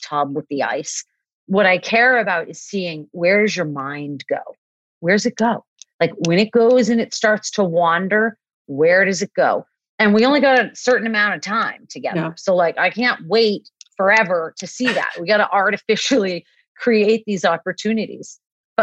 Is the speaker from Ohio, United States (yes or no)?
no; Boston, Massachusetts, United States; also born or lived in Hawaii; I grew up in Boston where I live now, but I lived for 10 years in Hawaii